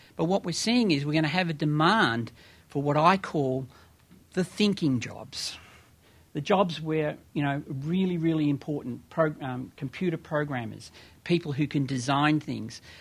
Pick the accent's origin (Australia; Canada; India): Australia; moved away as an adult; now in United States; as an Australian who came here um, two and a half years ago